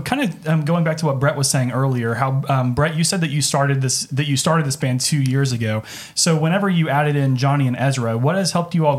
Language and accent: English; Broken Arrow, Oklahoma, United States; Did you graduate from Broken Arrow? I did.